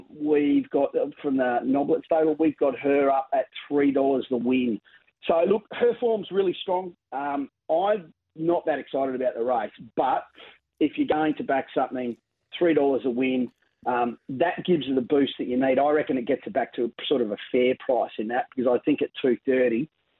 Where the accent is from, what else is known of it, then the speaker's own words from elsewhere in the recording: Queensland, Australia; We've just had a great week here in Sydney, being a Queenslander.